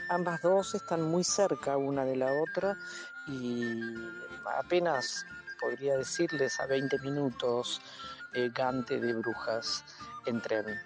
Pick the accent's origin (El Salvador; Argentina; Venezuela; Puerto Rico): Argentina; now in Netherlands; Cuando yo digo y me pregunta a alguien, de dónde vengo, y yo digo que vengo de la Argentina, ¿cuál creen que es el comentario más rápido y más fácil que aparece acá, acá en Holanda?